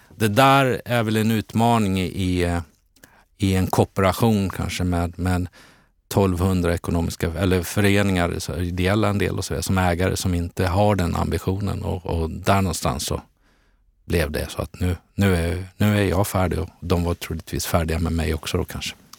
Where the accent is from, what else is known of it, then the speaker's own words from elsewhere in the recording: Borås, Västra Götaland, Sweden; also born or lived in Eskilstuna / Stockholm; now in Täby, Sweden; jag är född i Borås, hade en period i Eskilstuna, landade sen in i Stockholm 92 där jag bor kvar